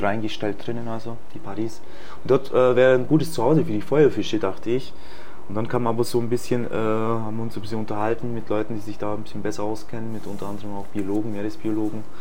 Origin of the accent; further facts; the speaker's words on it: Illertissen, Bavaria, Germany; moved away as an adult; now in Egypt; ich bin in Bayern geboren, bei Illertissen